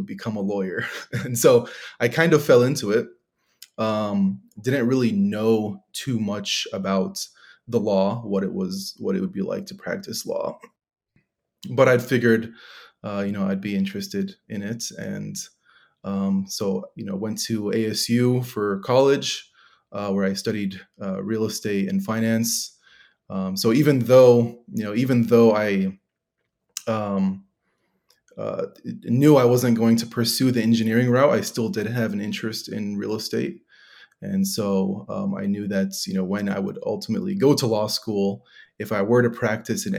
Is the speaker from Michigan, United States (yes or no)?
yes; Michigan, United States; I grew up in Michigan, born and raised.